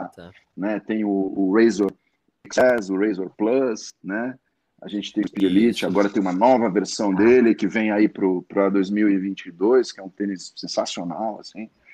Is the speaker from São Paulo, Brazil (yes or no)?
yes; Santos, São Paulo, Brazil; moved away as an adult; eu nasci em Santos